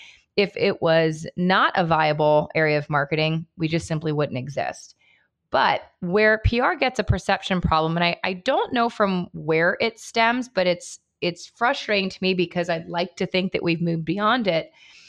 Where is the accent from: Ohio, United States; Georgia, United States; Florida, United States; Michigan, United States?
Ohio, United States; Cincinnati; I grew up in Cincinnati as well.